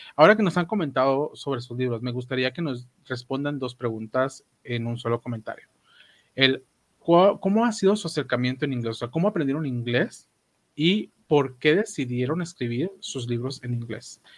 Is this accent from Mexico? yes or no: no; Guatemala; como guatemalteco